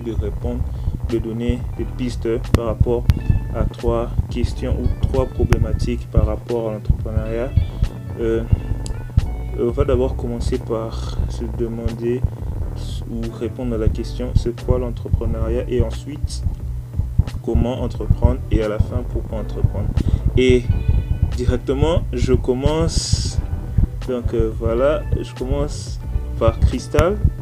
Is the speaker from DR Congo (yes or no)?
yes; DR Congo; chez moi en RDC